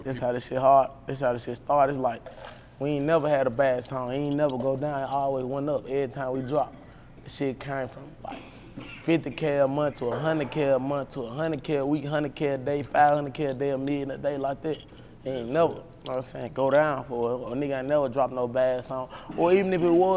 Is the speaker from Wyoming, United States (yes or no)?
no; Memphis, Tennessee, United States; I grew up in Whitehaven, Tennessee.